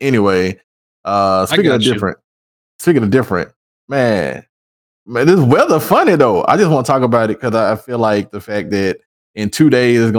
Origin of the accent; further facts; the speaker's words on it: Tennessee, United States; now in Texas, United States; I'm from Tennessee.